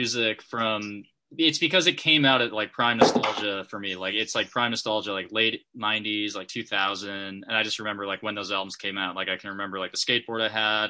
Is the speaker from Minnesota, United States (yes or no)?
yes; Minnesota, United States; born or raised there